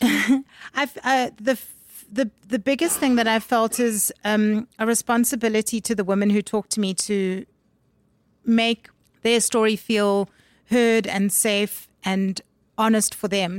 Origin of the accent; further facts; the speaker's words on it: Durban, KwaZulu-Natal, South Africa; also born or lived in Harare, Zimbabwe; I was born in Zimbabwe and I grew up in Durban